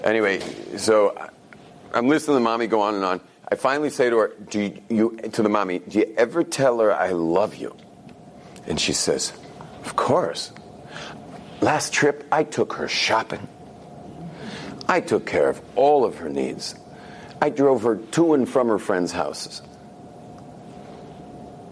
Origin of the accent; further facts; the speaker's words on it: California, United States; moved away; I grew up in California, where things are very external